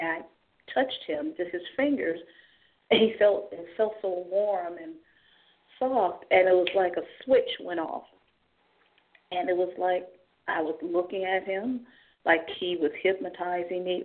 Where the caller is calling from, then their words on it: Cleveland, Ohio, United States; I'm calling from Cleveland, Ohio.